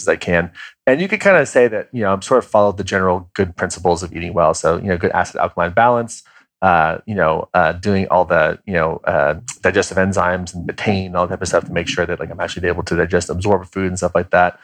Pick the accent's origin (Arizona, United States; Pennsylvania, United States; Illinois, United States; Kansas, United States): Kansas, United States; I'm from Kansas